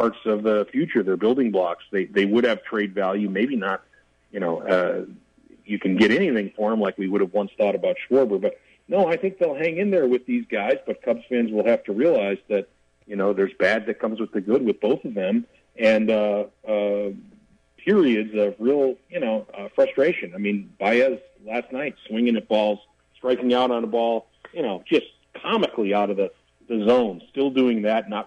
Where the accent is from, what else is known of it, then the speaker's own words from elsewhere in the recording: Chicago, Illinois, United States; I grew up in Chicago in the, you know, in the 70s and 80s